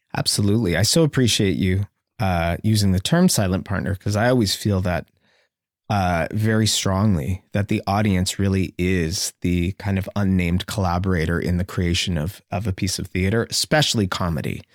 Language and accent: English; Sarnia, Ontario, Canada; growing up in Sarnia